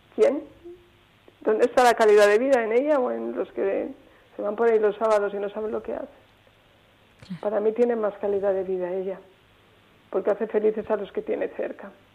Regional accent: Salamanca, Castile and León, Spain; yo soy de Salamanca

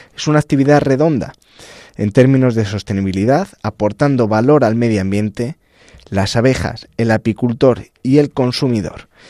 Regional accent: El Arenal, Castile and León, Spain; yo soy de la provincia de Ávila

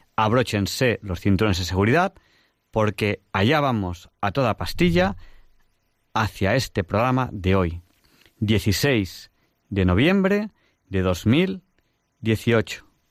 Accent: Barcelona, Catalonia, Spain; also born or lived in Segovia; now in Madrid, Spain; yo soy de Barcelona, pero en un momento dado me trasladé a vivir a Madrid

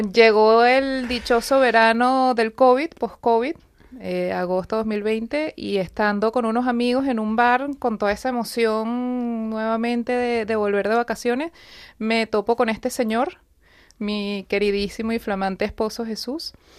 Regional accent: Venezuela; moved away as an adult; now in Madrid, Spain; Yo vengo de Venezuela, tengo 10 años en España

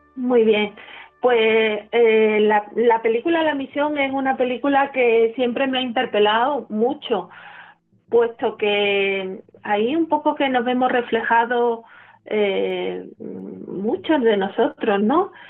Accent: Málaga, Andalusia, Spain; yo nací en Málaga, en el seno de una familia pues profundamente eh, religiosa

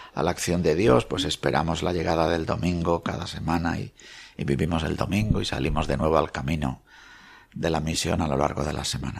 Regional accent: Meneses de Campos, Castile and León, Spain; la Virgen de mi pueblo, que es la Virgen del Tobar

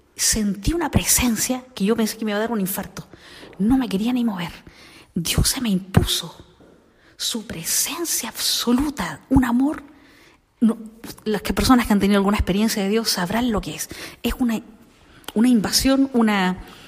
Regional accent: Chile; moved away as an adult; now in Spain; yo soy chilena, eh, nací en la época de Pinochet

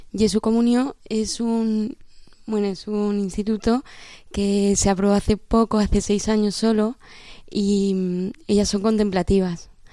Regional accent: Córdoba, Andalusia, Spain; tengo 21 años y soy de Córdoba

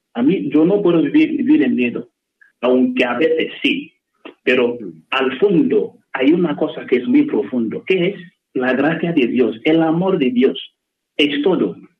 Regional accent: Nigeria; Spanish is a second language; moved away as an adult; now in Alcalá de Henares, Spain; en mi país

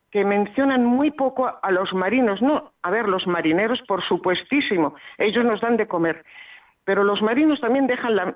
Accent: Salamanca, Castile and León, Spain; pues yo que soy de Salamanca, por ejemplo, por decirle algo de tierra adentro.

